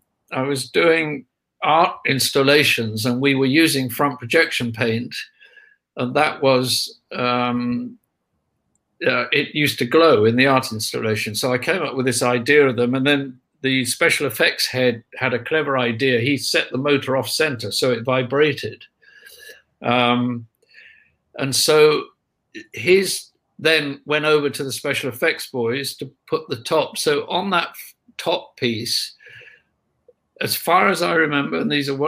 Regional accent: United Kingdom; we're British.

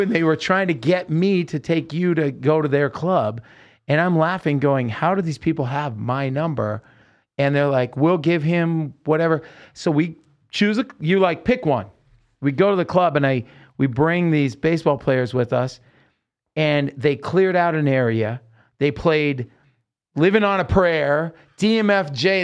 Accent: Salem, Oregon, United States; we're growing up in Salem, Oregon

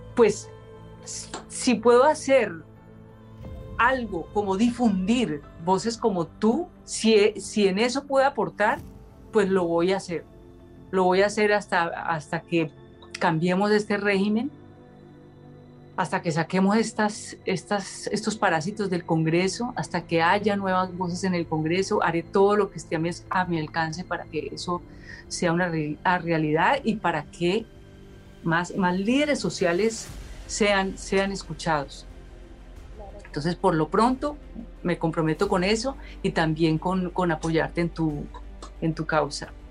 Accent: Cali, Valle del Cauca, Colombia; yo nací en Cali eh, en el marco de una sociedad supremamente clasista, racista, eh, esclavista también

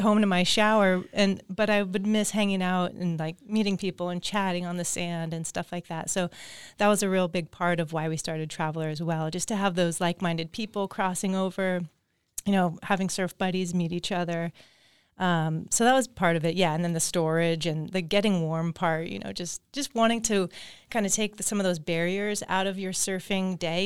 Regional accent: Agoura Hills, California, United States; I grew up in Agora Hills, just down the road down here.

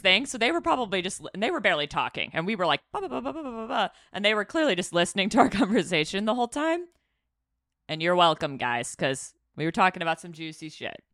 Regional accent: Chicago, Illinois, United States; moved away; we're from Chi Town

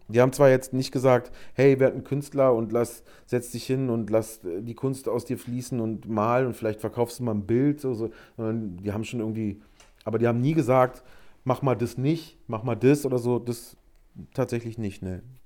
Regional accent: Berlin, Germany; ich komme aus Berlin

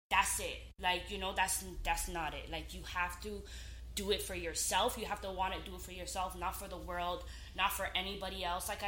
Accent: Ghana; Um, but I'm, you know, I'm Ghanaian just to put it out there.

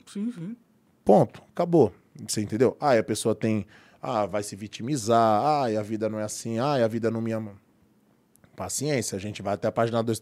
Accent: Baeta Neves, São Paulo, Brazil; now in São Caetano do Sul, Brazil; que ela está lá no Baeta, que é onde eu nasci. E eu estou em São Caetano, dá uma meia hora.

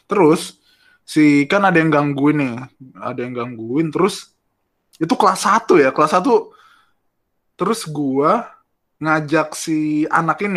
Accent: Dumai, Riau, Indonesia; now in Jakarta, Indonesia; Ini dulu gue kan kelas 1 SD tuh nggak di Jakarta nih. Gue tuh uh, perantau lah. Gue dulu dari Dumai di Provinsi Riau.

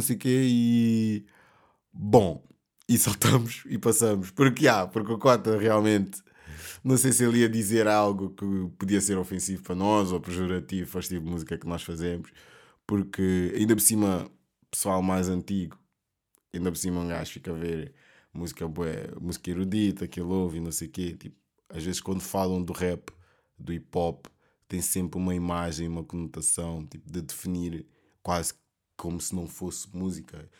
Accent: Portugal; also born or lived in Mozambique; eu sendo africano, preto, uh, luso, portu, luso africano, luso moçambicano

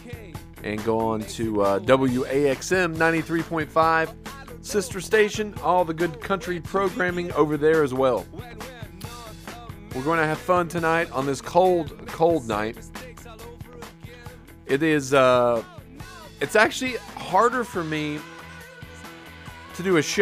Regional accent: Wise, Virginia, United States; also born or lived in Oak Harbor, Washington; We moved from Wise, Virginia, all the way across America to Washington State

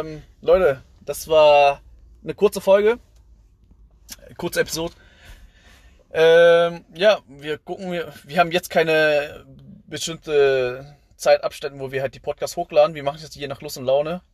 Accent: Southern Vietnam, Vietnam; now in Germany; Ich komme ja aus dem Süden

